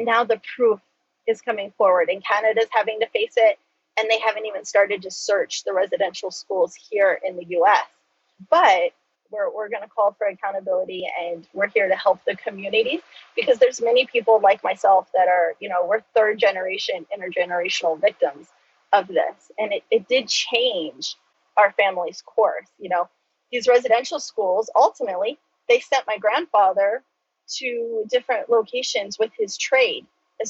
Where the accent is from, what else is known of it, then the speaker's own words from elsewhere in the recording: United States; first language Choctaw; I do that with my native tongue of Choctaw. It's some Choctaw and some English.